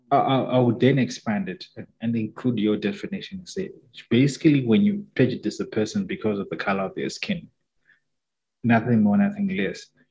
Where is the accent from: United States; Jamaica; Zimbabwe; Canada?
Zimbabwe; first language Shona; English is a second language; growing up in Zim, we experienced very little, very limited racism